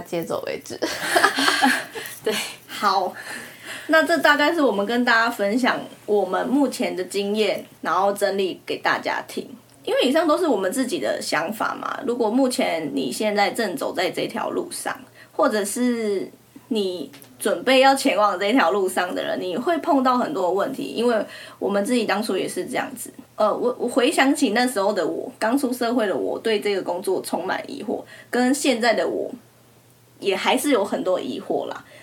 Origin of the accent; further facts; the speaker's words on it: Taiwan; accent: Taiwanese; 我们口音好像真的他们都会很容易听出来